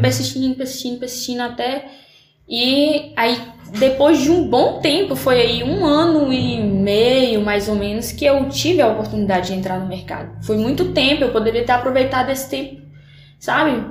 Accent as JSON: {"language": "Portuguese", "town": "São Francisco", "country": "Brazil", "tie": "born or raised there", "said": "Sou, sou aqui, sou natural de São Francisco"}